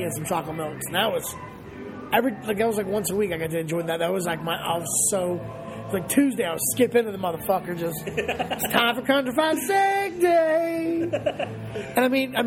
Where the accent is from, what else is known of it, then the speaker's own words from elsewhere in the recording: the South, United States; now in Los Angeles, United States; I grew up in the South.